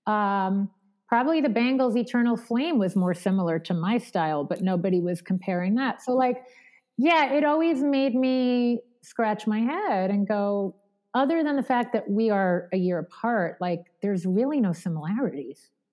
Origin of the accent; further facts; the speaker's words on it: Long Island, New York, United States; growing up in Long Island was amazing and especially amazing for the arts